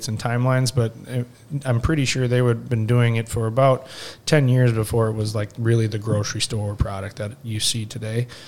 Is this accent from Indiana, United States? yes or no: no; Mankato, Minnesota, United States; born and raised in Mankato